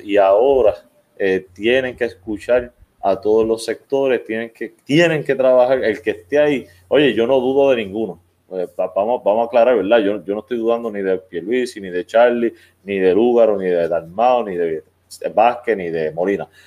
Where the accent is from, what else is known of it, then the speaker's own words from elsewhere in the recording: Arecibo, Puerto Rico; moved away; Yo soy arecibeño, nacido y criado en Arecibo, no vivo en Arecibo actualmente